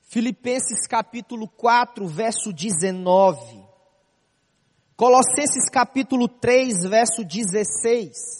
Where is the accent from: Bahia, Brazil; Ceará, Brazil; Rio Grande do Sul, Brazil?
Ceará, Brazil; Fortaleza; moved away as an adult; now in Rio de Janeiro, Brazil; Sou da cidade de Fortaleza, Ceará